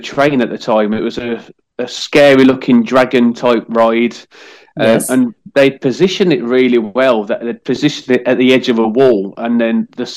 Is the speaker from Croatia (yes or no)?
no; England, United Kingdom; I'm from England.